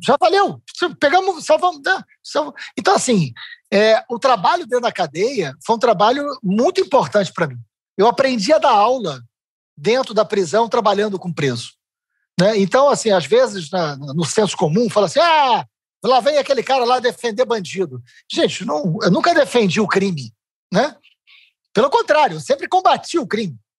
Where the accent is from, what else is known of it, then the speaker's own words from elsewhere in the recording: Niterói, Rio de Janeiro, Brazil; eu sou de Niterói ah. e eu, eu nasci, eu vivi até os 40 anos de idade